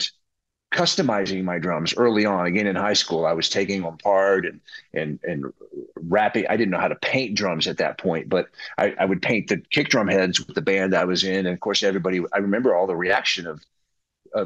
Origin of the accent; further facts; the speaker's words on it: Texas, United States; growing up in Texas